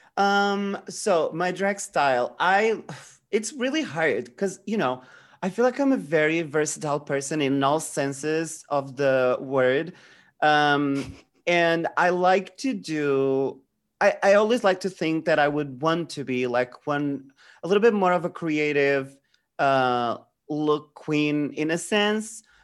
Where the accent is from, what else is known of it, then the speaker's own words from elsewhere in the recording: Portugal; I'm from Portugal